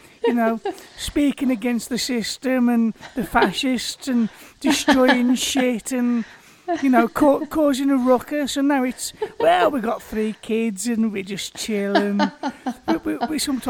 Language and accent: English; Black Country, West Midlands, United Kingdom; I'm from the Black Country, and we were infamous for our coal mines